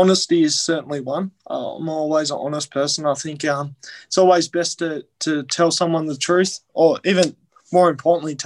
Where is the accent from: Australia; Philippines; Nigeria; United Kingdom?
Australia; Devonport, Tasmania; moved away; also born or lived in Canberra; growing up in Devonport